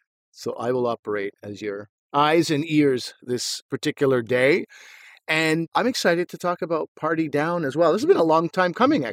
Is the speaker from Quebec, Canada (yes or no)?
yes; Montreal, Quebec, Canada; I'm from Montreal and Asif is from Ottawa.